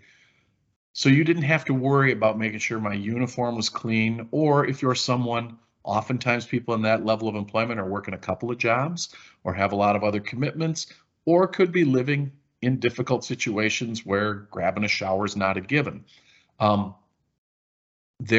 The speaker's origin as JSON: {"language": "English", "region": "Wisconsin", "country": "United States", "said": "I'm from Wisconsin"}